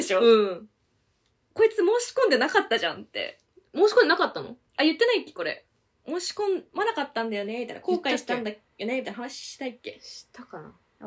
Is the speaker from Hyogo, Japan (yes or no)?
no; Tokyo, Japan; 都内に住んでるからさ